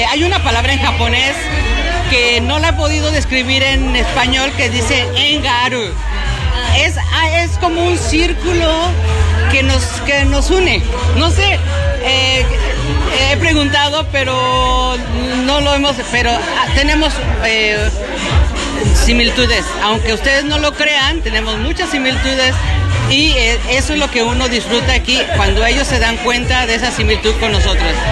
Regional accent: Mexico; now in Japan; Yo llegué aquí hace más de 20 años por primera vez con un grupo de danza

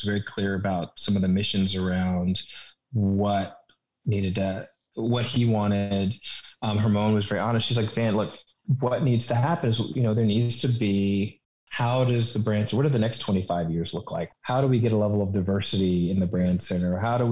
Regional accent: Richmond, Virginia, United States; moved away as an adult; I'm from Richmond

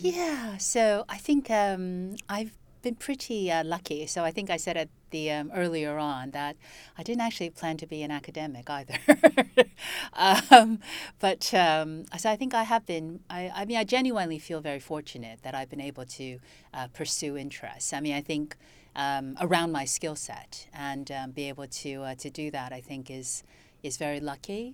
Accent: United States; also born or lived in China (family origin); now in United Kingdom; So I'm basically American, but I came to Britain years ago

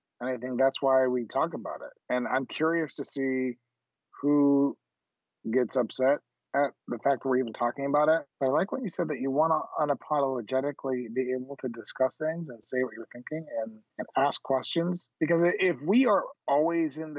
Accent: Miami, Florida, United States; we grew up in Miami

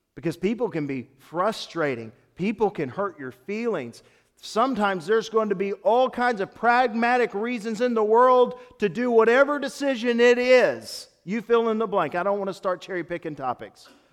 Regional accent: Tennessee, United States; I grew up in Tennessee

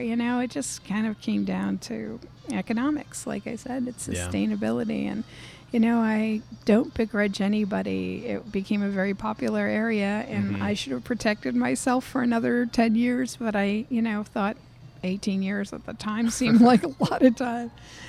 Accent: New England, United States; It was like opening one of the seafood shacks that I grew up with in New England.

